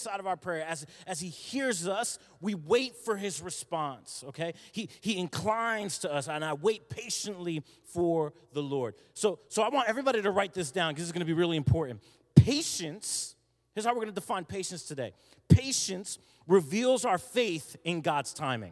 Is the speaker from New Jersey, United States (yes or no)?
yes; New Jersey, United States; moved away; I'm from South Jersey